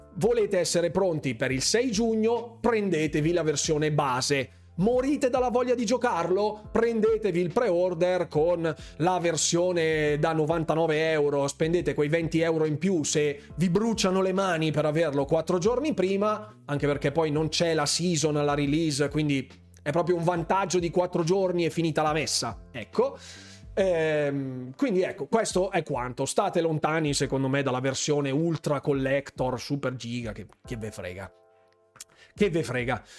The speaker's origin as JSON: {"language": "Italian", "town": "Bergamo", "region": "Lombardy", "country": "Italy", "said": "io sono di Bergamo, lo sapete benissimo, in molti mi dicono ma di che provincia sei? Ecco, l'avevo già detto nella scorsa live, io sono di Bergamo"}